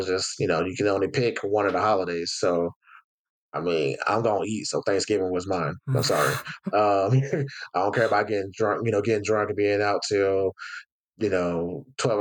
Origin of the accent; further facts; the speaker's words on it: the South, United States; I'm from the South